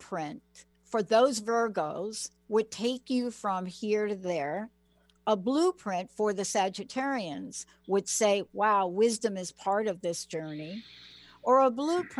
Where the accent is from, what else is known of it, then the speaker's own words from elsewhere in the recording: New York City, New York, United States; now in Seattle, United States; I'm this kid from the Bronx that moved to Seattle